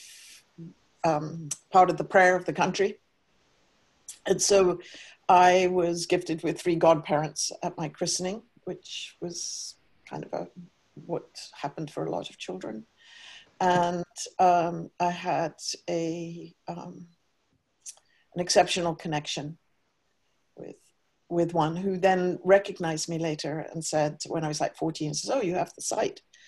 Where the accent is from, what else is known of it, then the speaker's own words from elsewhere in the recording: Cambridge, East of England, United Kingdom; I was raised in Cambridge, England